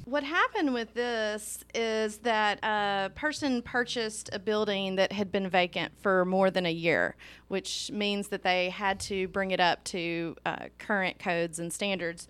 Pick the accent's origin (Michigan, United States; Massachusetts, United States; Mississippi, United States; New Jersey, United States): Mississippi, United States; Meridian and Jackson; now in Hernando, United States; I grew up in Meridian in Jackson. I moved to Hernando